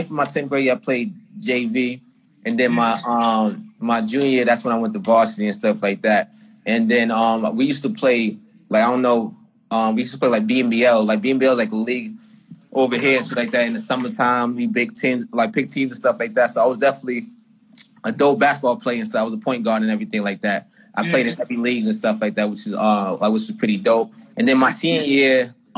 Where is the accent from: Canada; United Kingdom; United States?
United States; Boston, Massachusetts; I'm from Boston, Mass